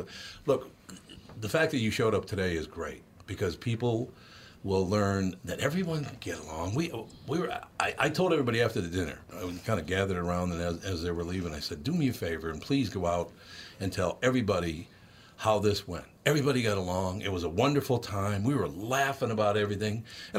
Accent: Minneapolis, Minnesota, United States; I came from North Minneapolis.

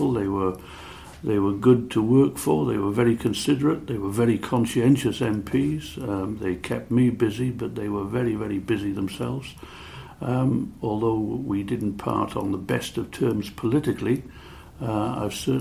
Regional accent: Cardiff, Wales, United Kingdom; I was born in a flat in Whitchurch Road by what is now the flyover, but brought up in Llanrymney

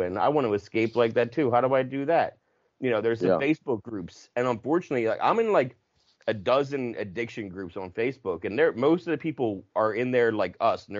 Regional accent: New Jersey, United States; I'm from South Jersey

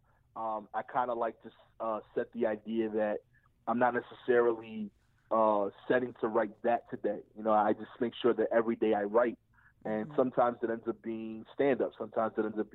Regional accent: New York City, New York, United States; I grew up in East New York

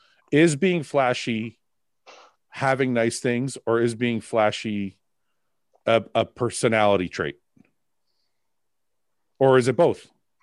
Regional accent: Windsor, Ontario, Canada; also born or lived in Toronto; So I used to live in Toronto. And we moved back. We moved back to because I was born and raised in Windsor. Windsor is about three hours from Toronto.

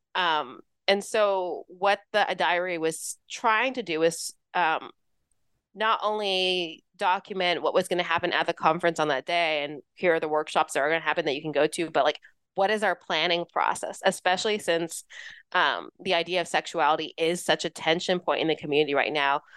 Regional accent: Los Angeles, California, United States; moved away as an adult; also born or lived in New York City / Florida; I grew up in Southern California, uh, Los Angeles area.

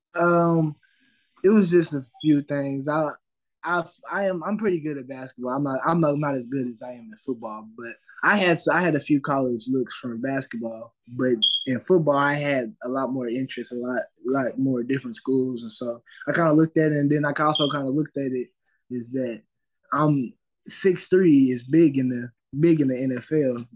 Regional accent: Fort Smith, Arkansas, United States; I'm from Fort Smith, Arkansas

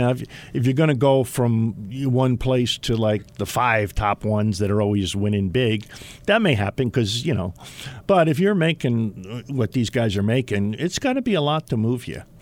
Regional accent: New Jersey, United States; now in Utah, United States; we're from Jersey

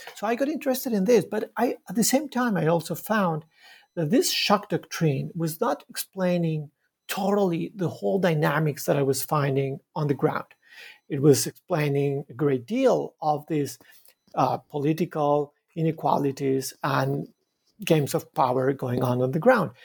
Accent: Bogota, Bogotá Capital District, Colombia; moved away as an adult; now in Montreal, Canada; I was uh, born in Bogota, in Colombia. I was raised in, in, a, in a very crowded city, Bogota.

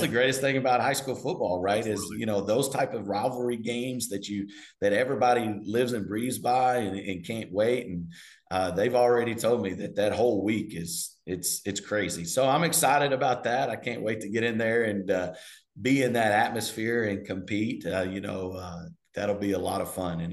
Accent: Quitman, Texas, United States; I grew up in Quitman. We were 3A back then

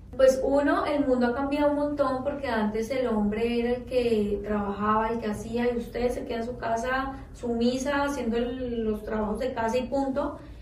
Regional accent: Colombia; hablando como colombiana

